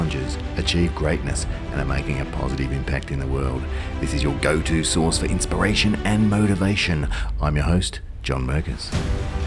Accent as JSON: {"language": "English", "country": "Australia", "said": "us Aussies"}